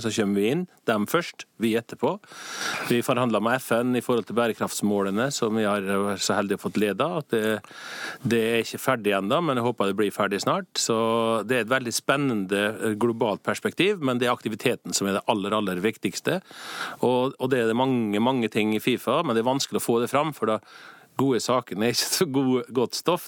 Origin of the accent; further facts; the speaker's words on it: Norway; moved away as an adult; now in Zurich, Switzerland; Som nordmann og patriot